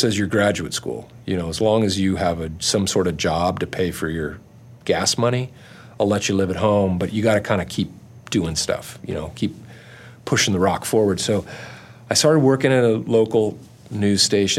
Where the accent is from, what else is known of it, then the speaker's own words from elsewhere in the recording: Orange County, California, United States; growing up in Orange County